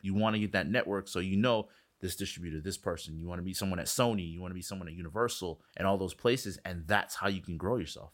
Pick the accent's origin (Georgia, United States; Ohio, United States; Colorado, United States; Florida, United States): Florida, United States; Miami; I'm from Miami